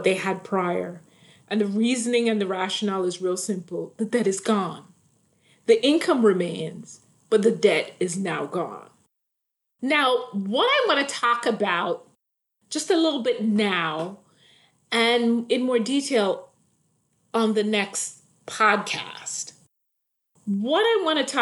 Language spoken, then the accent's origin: English; Jamaica; moved away; And I grew up in the islands. So I grew up in Jamaica